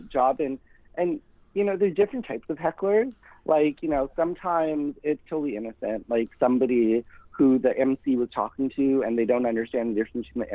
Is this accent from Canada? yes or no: yes; Winnipeg, Manitoba, Canada; I grew up in Winnipeg, Manitoba